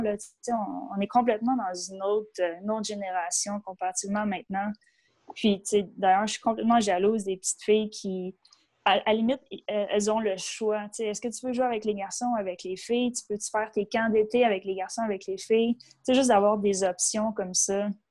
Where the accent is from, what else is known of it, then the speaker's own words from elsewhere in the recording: Boisbriand, Quebec, Canada; j'ai grandi à Boisbriand, sur la rive nord. Donc, à quatre ans, on est déménagé